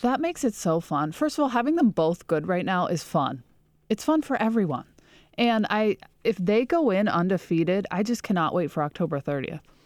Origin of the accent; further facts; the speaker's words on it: Pittsburgh, Pennsylvania, United States; now in Detroit, United States; am from Pittsburgh